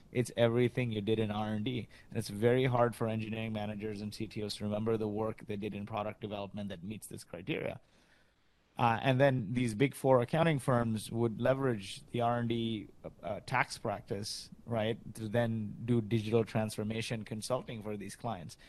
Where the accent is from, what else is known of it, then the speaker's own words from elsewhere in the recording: Kuwait; moved away; also born or lived in Canada; I grew up in Kuwait. My parents are from India